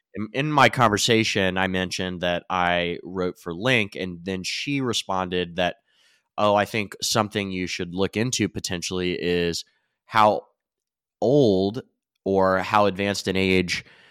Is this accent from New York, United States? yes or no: no; Pendleton County, Kentucky, United States; I'm from Rural County for everyone out there, famously from Pendleton County